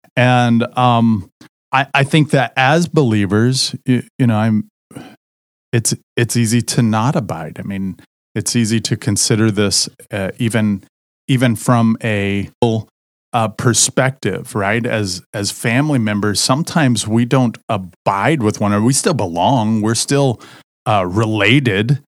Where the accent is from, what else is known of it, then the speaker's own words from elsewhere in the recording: Southern Indiana, United States; moved away; I grew up in Southern Indiana